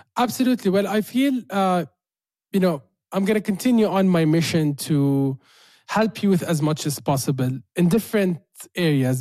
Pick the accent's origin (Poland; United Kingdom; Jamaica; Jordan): Jordan; living in Jordan, like born and raised in Jordan